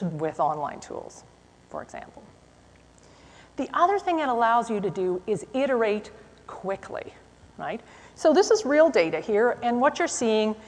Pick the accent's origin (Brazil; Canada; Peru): Canada; I am from Canada.